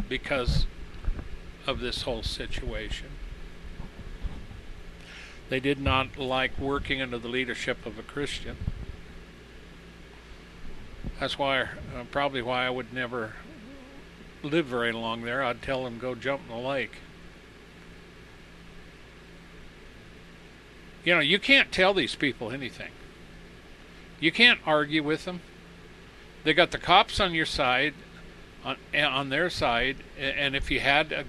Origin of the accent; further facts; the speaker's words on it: United States; I was born and raised in America